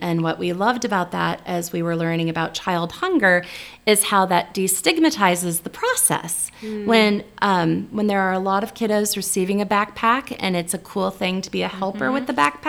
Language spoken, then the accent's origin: English; Rolla, Missouri, United States; also born or lived in Ozarks; now in Nebraska, United States; we have a stop in my hometown, but I haven't lived there for 40 years